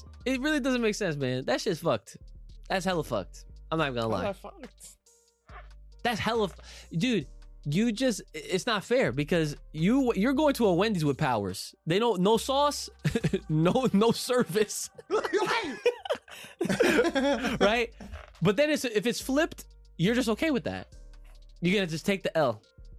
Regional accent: Australia; Also, I would like to confirm, I say Brekkie because I am Australian, not because I'm cute.

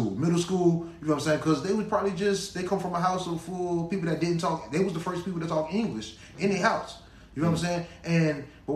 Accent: Miami, Florida, United States; I'm an American.

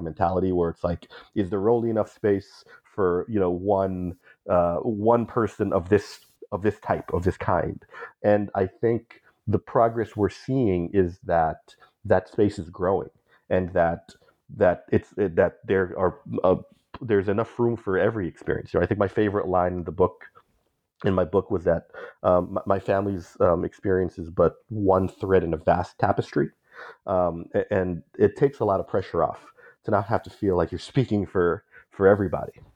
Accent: Bay Area, California, United States; growing up as a Filipino in the Bay Area whose family came from Mindanao

